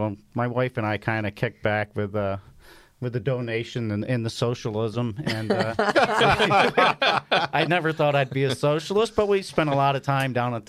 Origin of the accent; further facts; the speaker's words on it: the South, United States; I grew up in the South, so not that far from D.C.